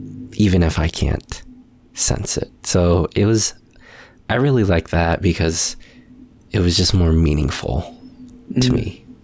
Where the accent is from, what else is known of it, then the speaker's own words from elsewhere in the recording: Philippines; I am single. I am Filipino.